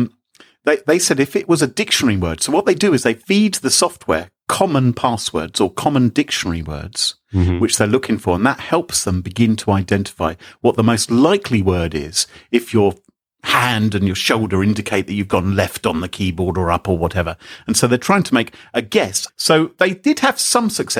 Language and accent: English; England, United Kingdom; I'm English